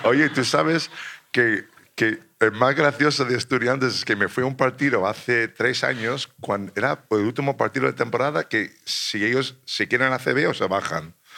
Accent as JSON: {"language": "Spanish", "country": "United States", "also_born_or_lived": "Italy", "second_language": "Spanish", "moved": "as an adult"}